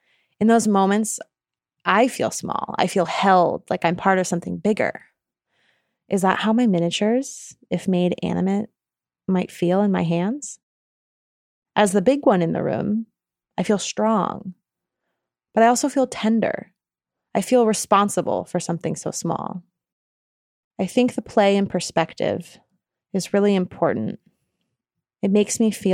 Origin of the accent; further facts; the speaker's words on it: New York, United States; now in Oakland, United States; I'm originally from New York State.